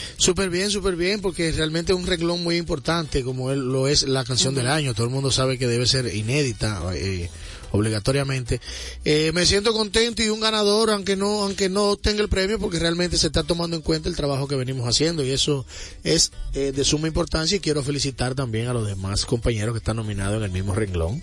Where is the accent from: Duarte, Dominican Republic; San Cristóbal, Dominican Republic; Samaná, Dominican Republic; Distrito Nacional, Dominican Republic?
Distrito Nacional, Dominican Republic; Santo Domingo Este; yo vengo de un barrio donde se consume mucha salsa. Yo soy los mineros